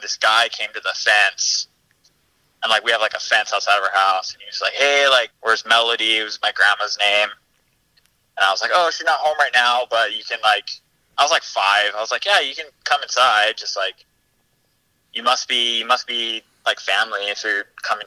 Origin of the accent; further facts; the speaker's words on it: Oahu, Hawaii, United States; I am from Oahu, the same island that DJ is from